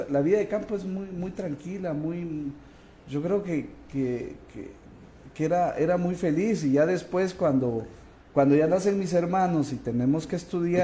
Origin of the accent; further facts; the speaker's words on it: Cobán, Alta Verapaz, Guatemala; also born or lived in Raxruhá, Alta Verapaz; Yo nací en Cobán, pero parte de mi niñez, eh, del, del, uno a, los cuatro años, yo me voy a un lugar que es frontera entre Petén y Alta Verapaz.